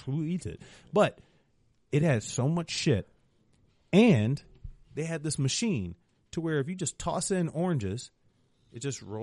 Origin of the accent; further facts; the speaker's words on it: Cleveland, Ohio, United States; I'm from Cleveland.